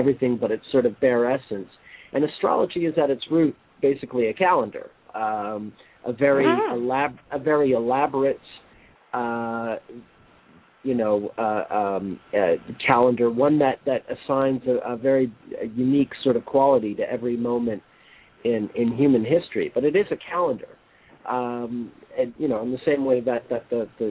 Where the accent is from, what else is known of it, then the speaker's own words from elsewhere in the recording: Montreal, Quebec, Canada; I was born and raised in Montreal, I have a Canadian passport